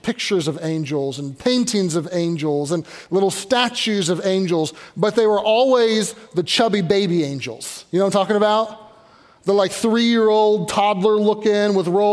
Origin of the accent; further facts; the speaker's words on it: Louisville, Kentucky, United States; now in Pittsburgh, United States; But I grew up in Louisville, Kentucky